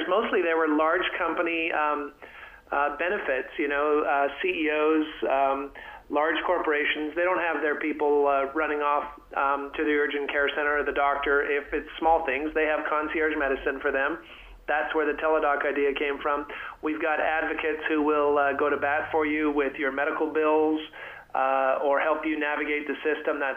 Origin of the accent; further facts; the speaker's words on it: Canada; moved away as an adult; now in Texas, United States; I'm from Canada originally, a happy Texan these days, and have been down here for uh, 25 years.